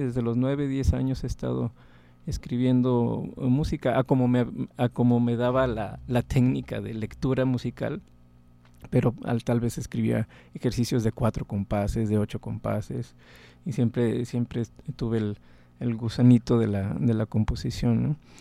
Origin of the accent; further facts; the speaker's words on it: Monterrey, Nuevo León, Mexico; moved away as an adult; also born or lived in Texas / Indiana; Soy em, originario de Monterrey